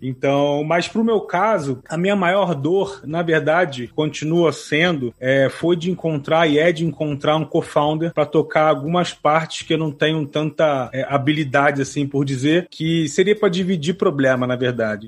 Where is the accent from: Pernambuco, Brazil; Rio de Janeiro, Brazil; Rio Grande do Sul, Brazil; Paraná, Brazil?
Rio de Janeiro, Brazil; sou do Rio de Janeiro